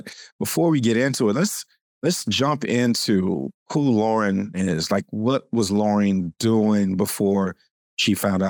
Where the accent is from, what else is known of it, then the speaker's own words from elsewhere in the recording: California, United States; I'm from California, you know, the South.